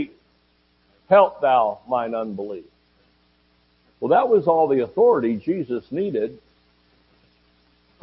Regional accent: Georgia, United States; moved away; also born or lived in Oklahoma; I'm from Georgia and we say gonna

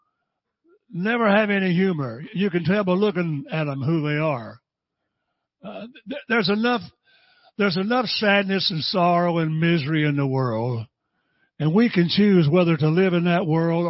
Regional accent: Tampa, Florida, United States; My dad pastored in Tampa, Sulphur Springs, and I went to Buffalo Avenue. And I was born on Buffalo Avenue

